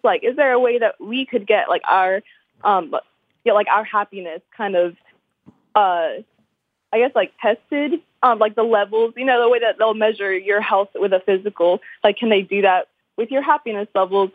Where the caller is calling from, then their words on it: Murfreesboro, Tennessee, United States; Calling from Tennessee